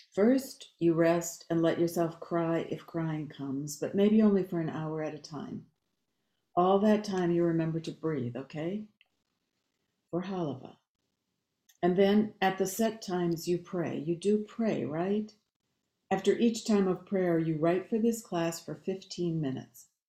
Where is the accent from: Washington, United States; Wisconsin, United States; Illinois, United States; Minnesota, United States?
Minnesota, United States; Babbitt; moved away; also born or lived in Bemidji, Minnesota; I was born in Bemidji, grew up um, near the Boundary Waters on Birch Lake outside of Babbitt